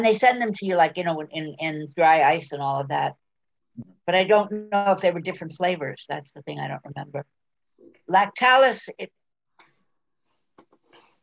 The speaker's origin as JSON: {"language": "English", "town": "New York City", "region": "New York", "country": "United States", "tie": "born or raised there", "also_born_or_lived": "Brooklyn", "said": "I was born in Brooklyn. I raised in Manhattan."}